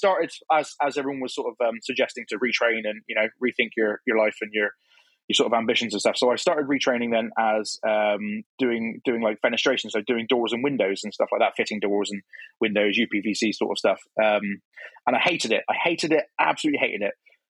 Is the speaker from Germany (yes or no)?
no; Cornwall, South West England, United Kingdom; moved away as an adult; now in Plymouth, United Kingdom; I'm from Cornwall originally. And then I'd moved to Plymouth, which is the next county over.